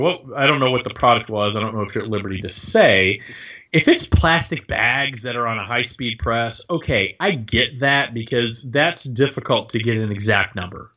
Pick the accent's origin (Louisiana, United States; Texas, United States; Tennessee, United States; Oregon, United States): Texas, United States; I grew up in Texas